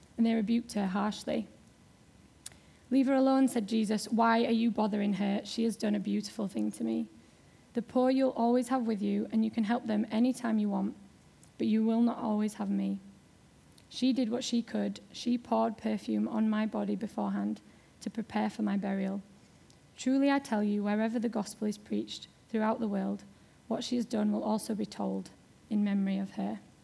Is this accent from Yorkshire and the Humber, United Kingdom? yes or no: yes; Yorkshire and the Humber, United Kingdom; accent: Yorkshire; moved away; I am from Yorkshire